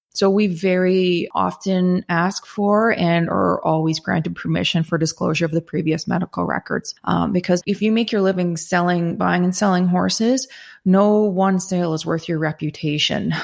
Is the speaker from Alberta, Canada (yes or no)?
no; Southern Ontario, Canada; I am from Southern Ontario originally